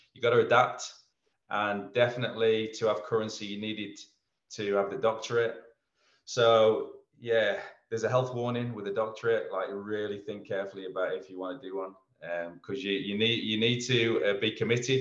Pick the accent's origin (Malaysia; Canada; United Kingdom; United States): United Kingdom; England; moved away as an adult; now in Melbourne, Australia; Being an Englishman